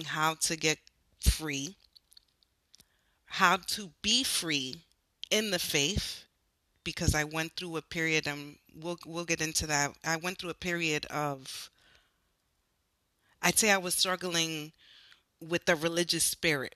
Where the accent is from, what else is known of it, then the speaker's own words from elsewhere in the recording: Newark, New Jersey, United States; I grew up in Newark, New Jersey.